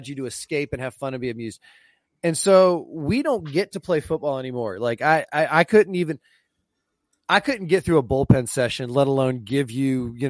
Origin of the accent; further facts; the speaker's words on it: Jacksonville, Florida, United States; also born or lived in Fairfax, Virginia / Tallahassee, Florida; I was a Floridian for most of my upbringing in the north in Jacksonville and Tallahassee